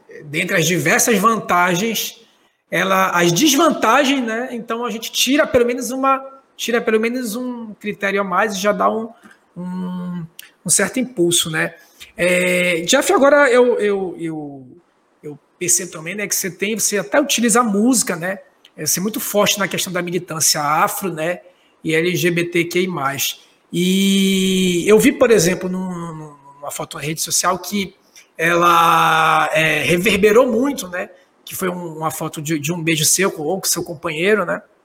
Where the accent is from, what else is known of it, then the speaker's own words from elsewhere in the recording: Pará, Brazil; now in Manaus, Brazil; Eu sou paraense